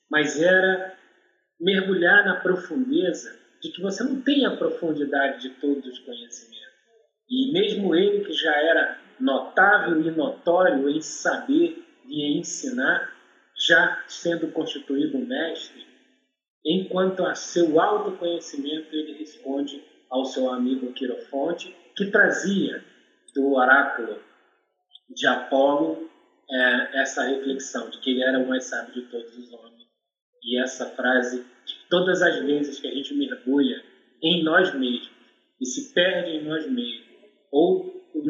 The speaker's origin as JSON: {"language": "Portuguese", "region": "Rio de Janeiro", "country": "Brazil", "tie": "born or raised there", "said": "E a minha família veio para o Complexo do Alemão, Rio de Janeiro. Então, eu sou daqui do Complexo do Alemão, morei dentro do Complexo do Alemão 45 anos da minha vida."}